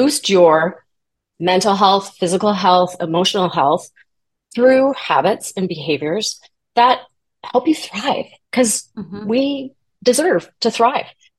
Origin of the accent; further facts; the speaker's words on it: Toronto, Ontario, Canada; I am from Toronto, Canada.